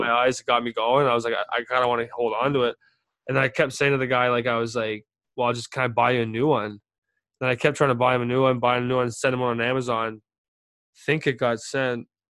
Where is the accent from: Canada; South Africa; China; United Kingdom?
Canada; Calgary, Alberta; little towns where I grew up in Calgary